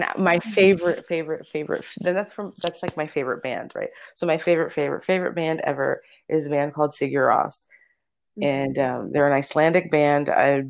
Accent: Dominican Republic; I'm from the Dominican Republic. She's half Dominican.

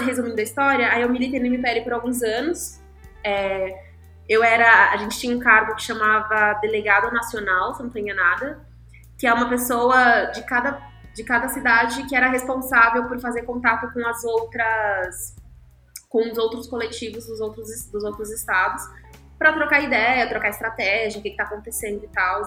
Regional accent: São Paulo, Brazil; also born or lived in Guarulhos; eu nasci e cresci na Zona Sul, assim, e fui mudando de bairro, mas sempre na Zona Sul.

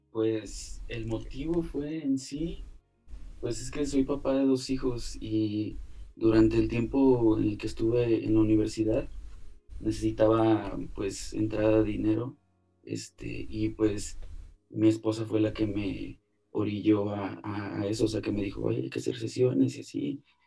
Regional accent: Altamira, Tamaulipas, Mexico; also born or lived in Ébano, San Luis Potosí; now in Mexico City, Mexico; yo nací en Ébano, San Luis Potosí, pero toda mi vida vivía en, en Altamira, Tamaulipas, cerca de Tampico

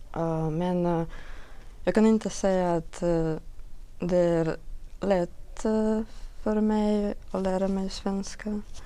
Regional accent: Belarus; Swedish is a second language; moved away as an adult; also born or lived in Minsk; now in Sweden; jag kommer från Belarus.

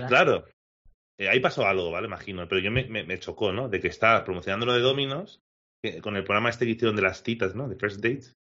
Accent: Alcoy, Valencian Community, Spain; mi pueblo, de Alcoy

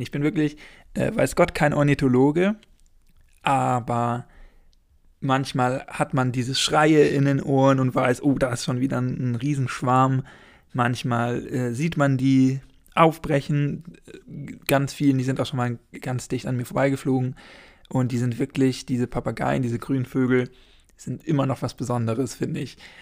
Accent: Schleswig-Holstein, Germany; now in Heidelberg, Germany; Ich komme ursprünglich aus Schleswig-Holstein

